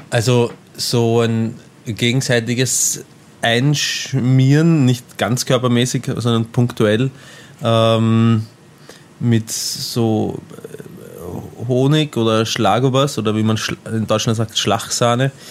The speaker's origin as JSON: {"language": "German", "country": "Austria", "said": "Ich bin Österreicher, ich, wir machen das anders."}